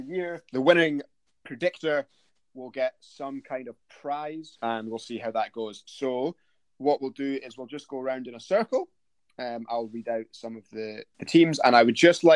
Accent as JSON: {"language": "English", "town": "Aberdeen", "region": "Scotland", "country": "United Kingdom", "said": "I'm from Aberdeen"}